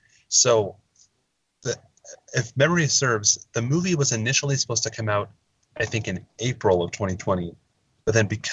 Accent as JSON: {"language": "English", "town": "Verboort", "region": "Oregon", "country": "United States", "said": "originally I'm from a little, tiny little town. I hesitate to even call it a town. It's more of a hamlet, a little unincorporated community called Verbort in a little west of Portland."}